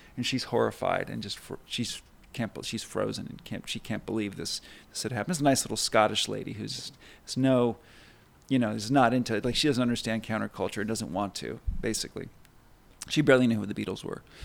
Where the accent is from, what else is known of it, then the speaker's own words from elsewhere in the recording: Burbank, California, United States; being kind of a shy and awkward kid growing up in Burbank